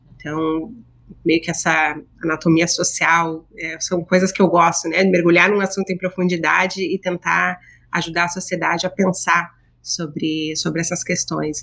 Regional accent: Rio Grande do Sul, Brazil; moved away as an adult; now in New York, United States; Eu sou gaúcha

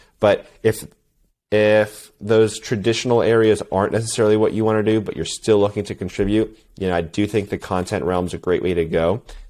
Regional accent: East Coast, United States; I did summer swim team, you know, growing up, and I grew up on the East Coast.

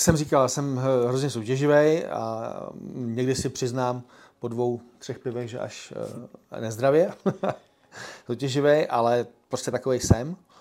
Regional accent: Czechia; jsme Češi

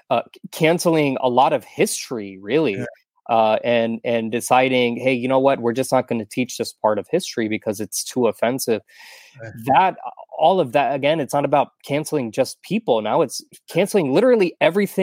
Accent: Texas, United States; now in Florida, United States; I'm a Texan.

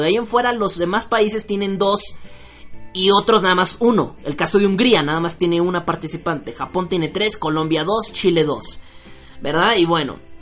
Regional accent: Mexico; soy mexicano

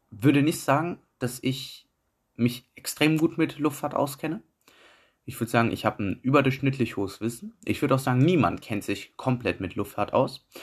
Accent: Düsseldorf, North Rhine-Westphalia, Germany; Ich komme aus Düsseldorf

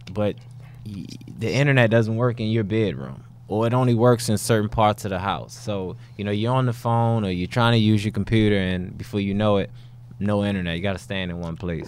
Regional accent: Baltimore, Maryland, United States; I am from Baltimore

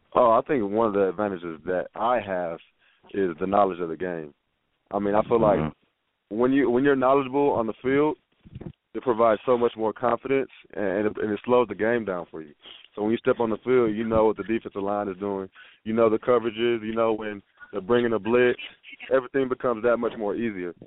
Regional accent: Humble, Texas, United States; also born or lived in San Angelo, Texas; I come from Humble, Texas, which is north of Houston

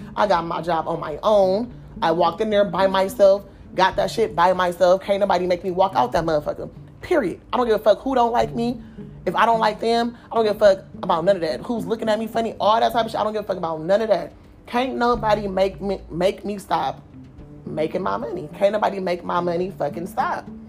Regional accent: Oakland, California, United States; I'm from Oakland

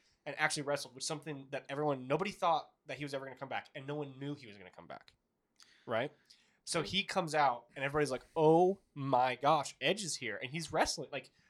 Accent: Montreal, Quebec, Canada; I don't want to lose in my hometown of Montreal.

